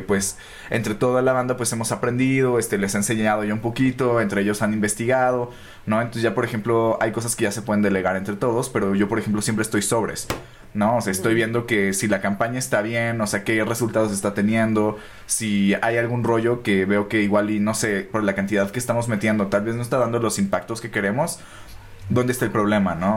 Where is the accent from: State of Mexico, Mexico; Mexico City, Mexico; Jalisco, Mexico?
State of Mexico, Mexico; Naucalpan; nosotros somos de Ciudad Satélite, ¿no? Entonces con los cuatro somos de ciudad satélite